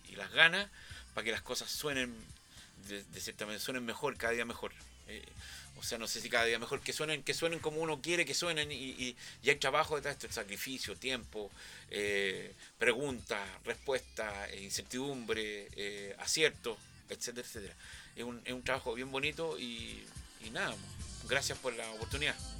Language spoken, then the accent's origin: Spanish; Chile; todos los chilenos